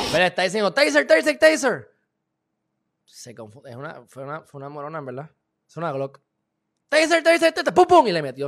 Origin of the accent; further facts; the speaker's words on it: Puerto Rico; Yo soy alemán, portugués, puertorriqueño